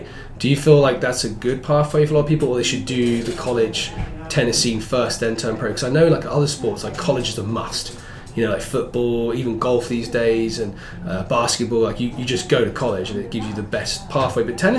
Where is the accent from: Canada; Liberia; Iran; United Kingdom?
United Kingdom; being a Brit